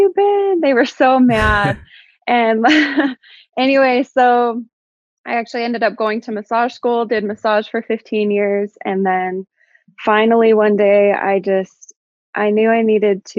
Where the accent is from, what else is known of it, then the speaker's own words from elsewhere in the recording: Clearfield, Utah, United States; I grew up in Utah, like in Clearfield area